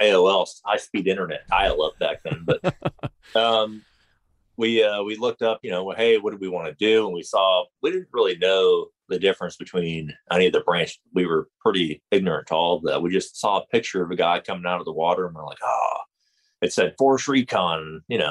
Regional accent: northern Florida, United States; Grew up in Florida, northern Florida, hunting and surfing at the same time.

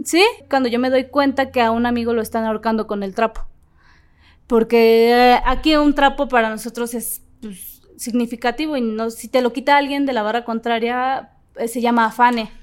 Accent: Ecatepec, State of Mexico, Mexico; el barrio de Catepec, que es de donde yo soy

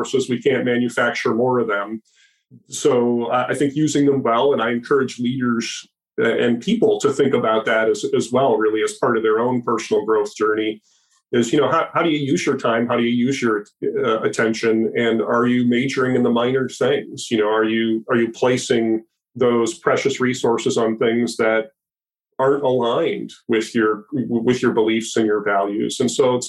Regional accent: Minneapolis, Minnesota, United States; So I grew up in the Midwest U.S. in Minneapolis, St. Paul, the land of ice and snow during the winter

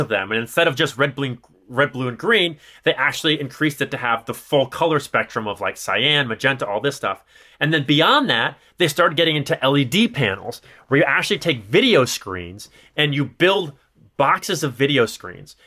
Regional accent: Chicago, Illinois, United States; accent: nasally Chicago; my nasally Chicago accent

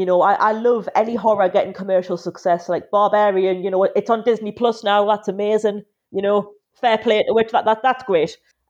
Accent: Newcastle upon Tyne, North East England, United Kingdom; accent: Geordie; moved away as an adult; now in London, United Kingdom; I live in London now, but obviously I'm from Newcastle, if you couldn't tell. And yeah, it's after I've been down here since, 2013, and the accent hasn't gone yet. Still here. I feel like I'm a Geordie at heart, even if I'm not in Newcastle right now.

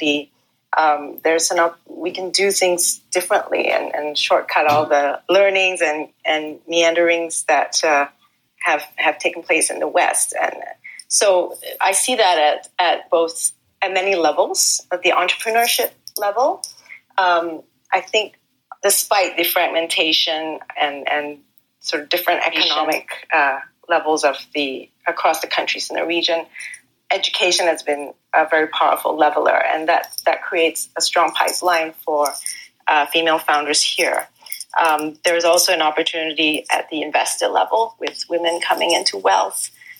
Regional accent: Singapore; as a Singaporean

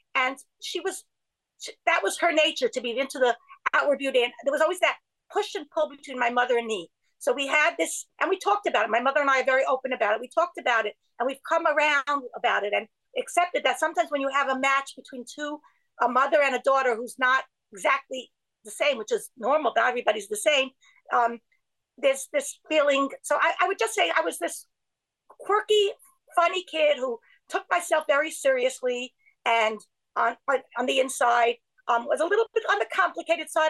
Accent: New York City, New York, United States; I grew up in Borough Park

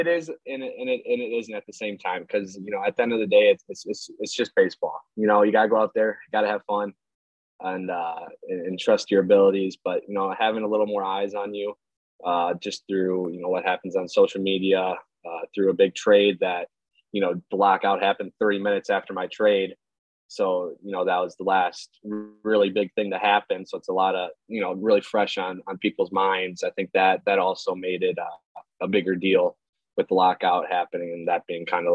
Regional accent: Milwaukee, Wisconsin, United States; I grew up actually a Brewers fan because I'm from

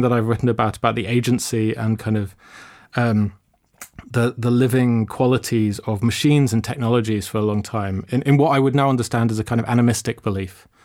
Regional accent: London, United Kingdom; I grew up in London.

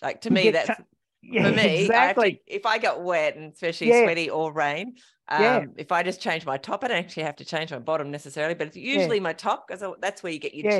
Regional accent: King Island, Tasmania, Australia; I grew up on King Island.

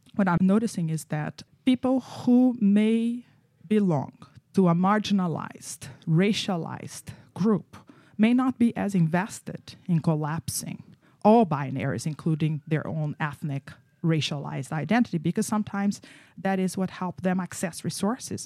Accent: Brazil; moved away; I grew up in Brazil

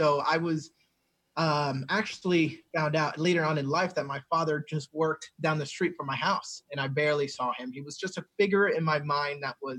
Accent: New Jersey, United States; And I remember then growing up in New Jersey and thinking, well, now I have a father who lives in the same household as me.

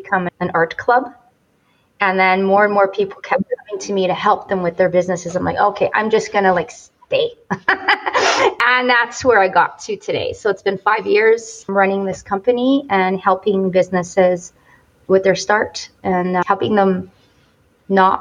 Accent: Montreal, Quebec, Canada; moved away as an adult; now in Calgary, Canada; I'm originally from Montreal

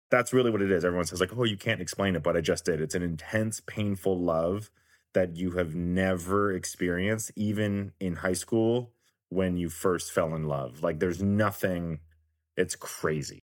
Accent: Richmond, Virginia, United States; now in Los Angeles, United States; I grew up in Virginia

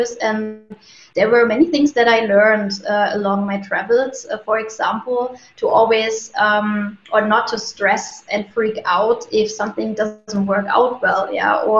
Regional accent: Germany; now in Munich, Germany; I'm from Germany, originally from a city closer to Berlin, but I moved to Munich, and since then I'm actually living here

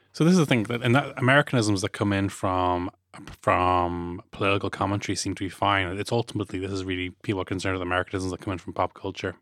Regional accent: Ireland; ourselves as Irish people

